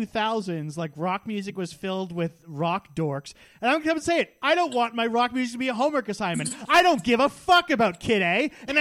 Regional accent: Canada; I'm from Canada.

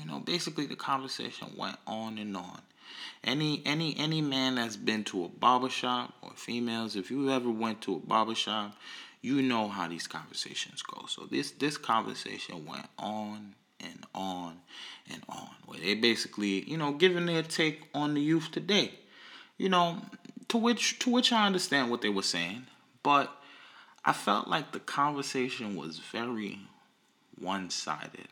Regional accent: New York City, New York, United States; I'm from Brooklyn

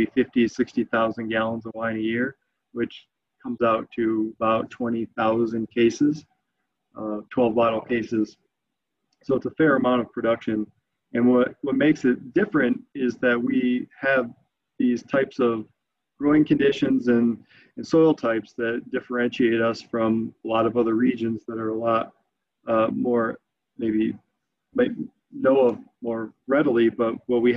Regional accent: Flint, Michigan, United States; also born or lived in East Lansing, Michigan; now in Traverse City, United States; I grew up in Flint

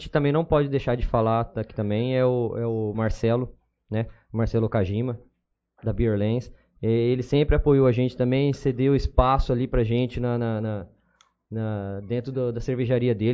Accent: Jales, São Paulo, Brazil; Falei, não, porra, a gente, a gente é de Jales e a gente tem, tem, capacidade.

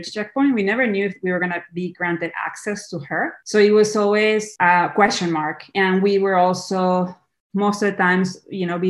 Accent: Lima, Peru; moved away as an adult; now in California, United States; I'm Peruvian, so I was born and raised in Lima, Peru, and then I came to the US

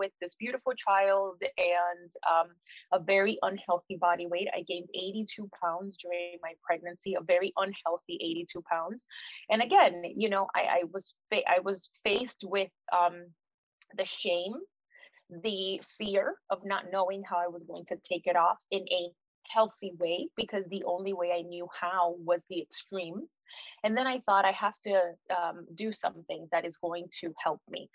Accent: Miami, Florida, United States; I am Puerto Rican. Both of my parents are Puerto Rican. I was raised in Miami

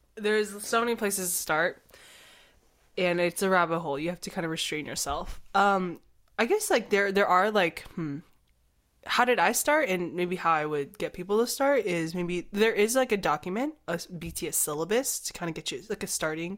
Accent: United States; we're not Korean, we're Chinese American

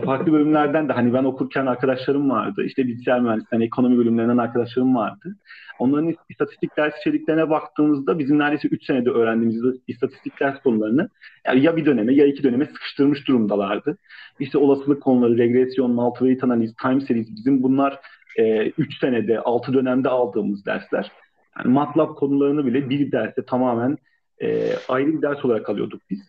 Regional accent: Istanbul, Turkey; Ben İstanbulluyum

